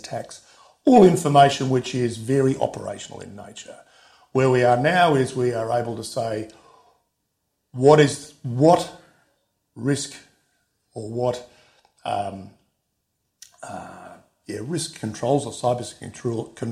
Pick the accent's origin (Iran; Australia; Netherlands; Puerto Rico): Australia; I'm an Australian